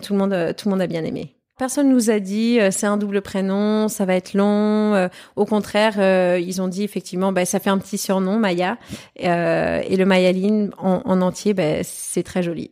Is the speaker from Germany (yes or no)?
yes; Germany; je suis née, j'ai grandi en Allemagne